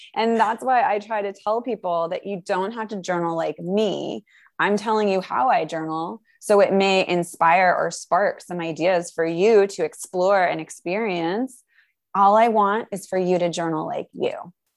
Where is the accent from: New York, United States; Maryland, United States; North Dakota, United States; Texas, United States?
New York, United States; I'm a New Yorker.